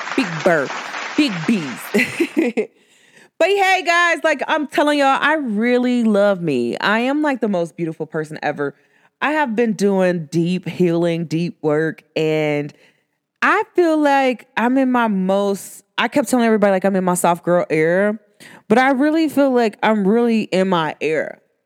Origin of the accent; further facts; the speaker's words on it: United States; accent: country; I, myself, I'm from America, but I don't speak your proper English